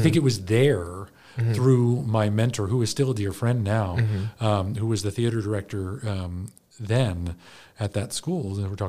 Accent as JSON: {"language": "English", "town": "Baltimore", "region": "Maryland", "country": "United States", "tie": "born or raised there", "said": "I grew up in Baltimore, or just mm-hmm. outside of Baltimore"}